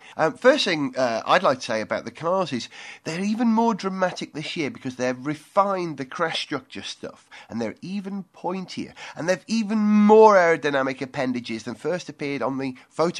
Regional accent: United Kingdom; From the point of view of being British

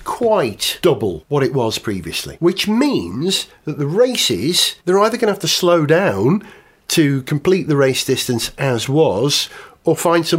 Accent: Tasmania, Australia; Well, you know, I'm from Tasmania originally.

